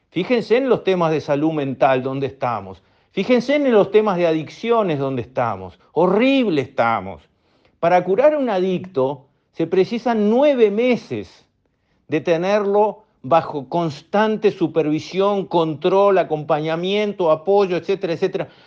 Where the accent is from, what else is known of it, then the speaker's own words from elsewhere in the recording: Uruguay; miren dónde tenemos que poner la plata como uruguayos.